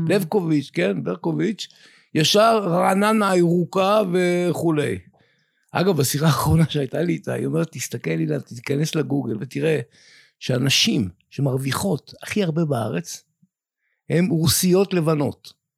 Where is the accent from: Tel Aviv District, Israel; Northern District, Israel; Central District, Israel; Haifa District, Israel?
Northern District, Israel; Afikim; אני כקיבוצניק מאפיקים, שגדל בעמק הירדן